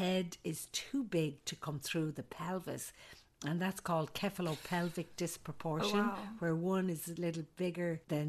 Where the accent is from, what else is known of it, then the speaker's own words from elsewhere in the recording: Ireland; moved away as an adult; also born or lived in Saudi Arabia / Alaska; now in United States; I'm an Irish nurse midwife